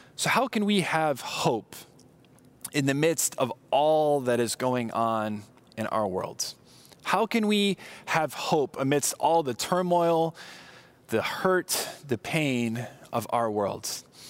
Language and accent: English; Southern California, United States; I grew up in Southern California